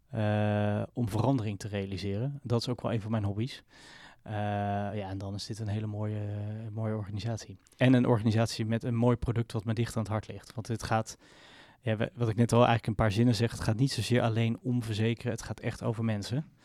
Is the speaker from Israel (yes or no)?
yes; Israel; born there; ik ben geboren in Israël. Mijn ouders waren naar Israël ehm, verhuisd en ben, zijn zo teruggekomen.